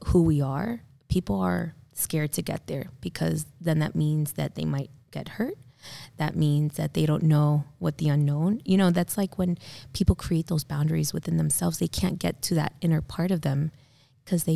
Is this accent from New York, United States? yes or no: no; South Florida, United States; growing up in South Florida